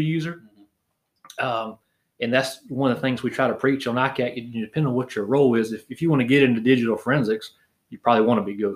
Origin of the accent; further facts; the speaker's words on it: Barnwell County, South Carolina, United States; born and raised in Barnwell County.